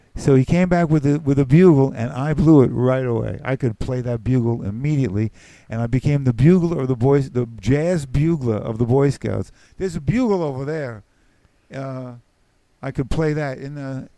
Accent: New York City, New York, United States; accent: New York; moved away; also born or lived in Eugene, Oregon / Alaska; I grew up in the Bronx

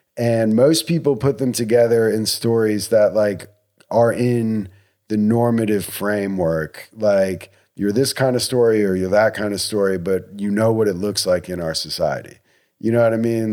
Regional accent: United States

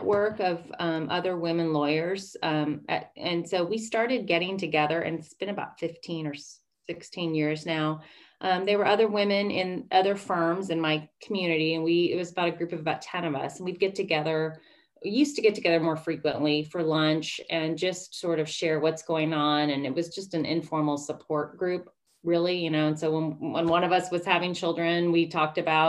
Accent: Bay Area, California, United States; now in Sacramento, United States; I grew up in the Bay Area

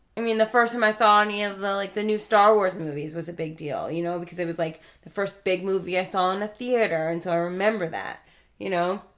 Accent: New York, United States; I grew up in New York

